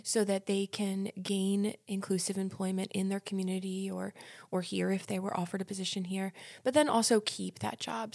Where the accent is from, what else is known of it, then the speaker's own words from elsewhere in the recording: New Jersey, United States; moved away as an adult; now in Lynchburg, United States; I'm originally from New Jersey, same as Cami